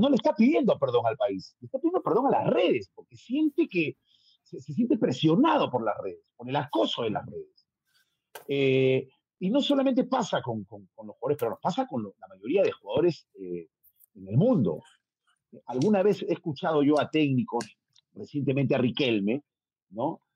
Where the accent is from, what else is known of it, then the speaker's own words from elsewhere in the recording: Peru; Soy el único peruano que ha estado en Fox